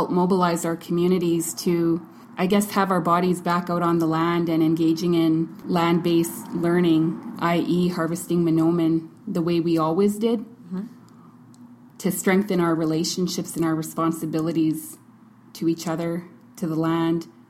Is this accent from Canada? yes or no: yes; Kuchiching First Nation, Ontario, Canada; I am Anishinaabeg, and I'm from the Treaty 3 territory. My community is Kuchiching First Nation.